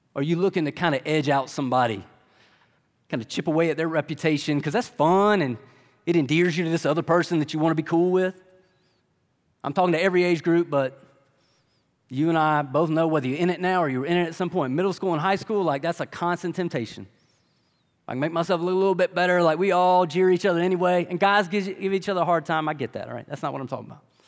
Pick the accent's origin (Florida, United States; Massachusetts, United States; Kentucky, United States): Kentucky, United States; Lexington; I'm from Lexington, like most of y'all